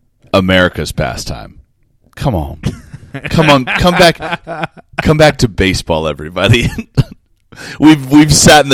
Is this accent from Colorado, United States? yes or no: yes; Denver, Colorado, United States; when I was growing up in Denver